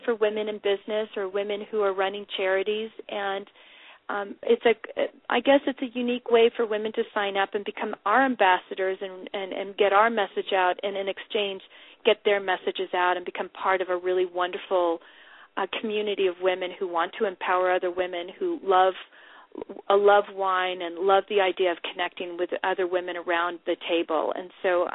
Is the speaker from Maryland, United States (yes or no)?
no; California, United States; I'm from California